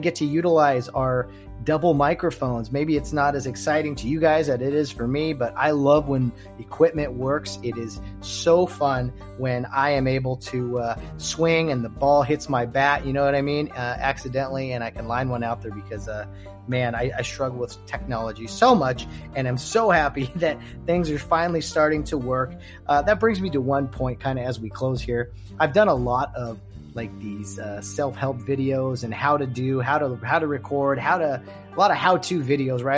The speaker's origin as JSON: {"language": "English", "region": "California", "country": "United States", "said": "we're both from California."}